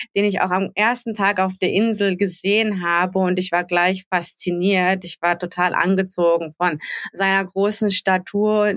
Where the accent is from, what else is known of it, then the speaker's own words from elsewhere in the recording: Germany; moved away as an adult; now in Tanzania; Ich bin gebürtige Deutsche, aber lebe seit 13 Jahren in Tansania